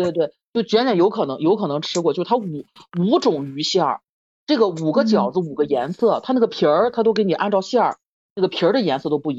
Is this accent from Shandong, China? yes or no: yes; Shandong, China; 也是我们山东人。